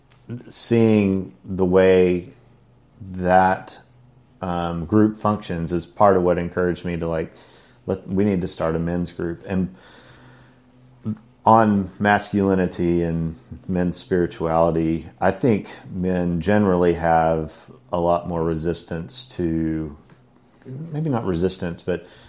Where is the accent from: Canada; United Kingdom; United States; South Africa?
United States; Silsbee, Texas; moved away as an adult; also born or lived in Houston, Texas; now in Port Aransas, United States; I grew up in Silsbee, Texas, just north of Beaumont.